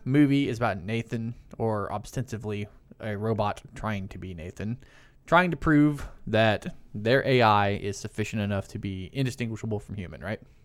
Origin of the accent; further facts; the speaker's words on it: American South, United States; we're from the American South and we say deuces a lot